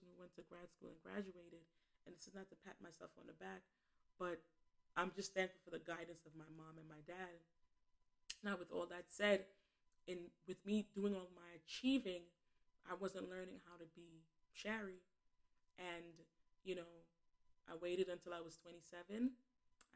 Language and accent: English; New York City, New York, United States; I was born and raised in Bed-Stuy in Flatbush, Brooklyn